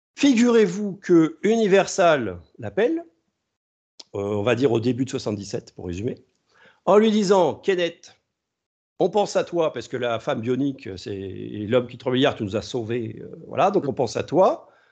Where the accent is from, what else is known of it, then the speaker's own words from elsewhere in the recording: France; chez nous en France